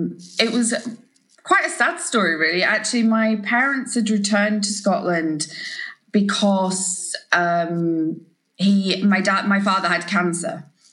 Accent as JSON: {"language": "English", "country": "New Zealand", "tie": "born or raised there", "also_born_or_lived": "Yorkshire, England", "said": "Yeah, so I was born in Yorkshire, very much to, I would say, traditional Yorkshire grandparents, certainly very sort of Yorkshire folk. And then when I was sort of fairly young, around sort of seven, we moved out to New Zealand."}